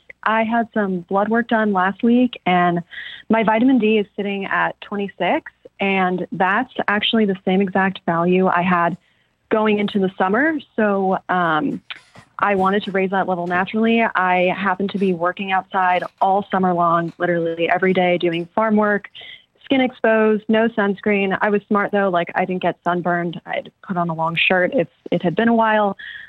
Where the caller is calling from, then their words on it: California, United States; I'm calling from California.